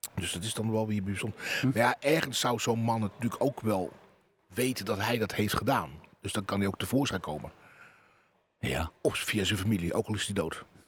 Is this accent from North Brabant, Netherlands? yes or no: no; Terschelling, Friesland, Netherlands; bij ons op de Schelling